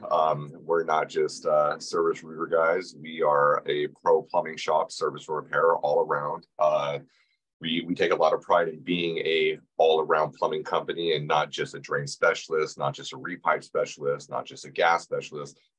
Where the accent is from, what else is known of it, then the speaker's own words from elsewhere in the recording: New Mexico, United States; Yeah, I came from New Mexico.